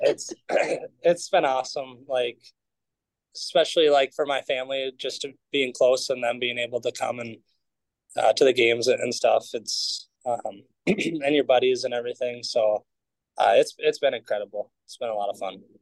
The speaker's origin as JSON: {"language": "English", "town": "Edina", "region": "Minnesota", "country": "United States", "tie": "born or raised there", "said": "growing up in Minnesota"}